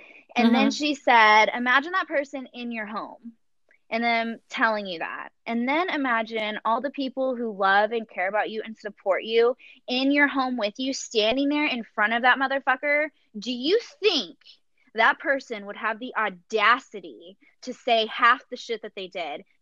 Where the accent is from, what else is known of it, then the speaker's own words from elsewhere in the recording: the South, United States; I'm from the South and mama raised a lady